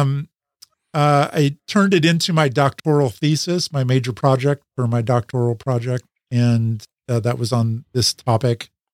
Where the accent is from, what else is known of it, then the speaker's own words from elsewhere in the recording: Salem, Oregon, United States; moved back, uh, to my hometown where my wife and I, my high school sweetheart that I married, um, where we had grown up